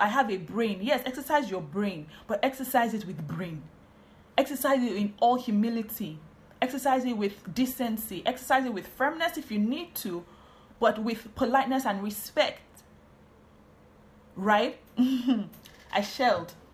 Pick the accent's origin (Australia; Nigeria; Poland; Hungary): Nigeria; Warri, Delta; also born or lived in Benin City, Nigeria; I'm from Warri. I lived in Benin City